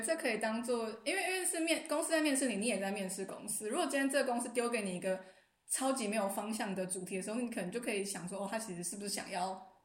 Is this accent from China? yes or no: no; Taiwan; moved away as an adult; now in Berlin, Germany; 我以前在台湾的时候，讲中文我就可以很直接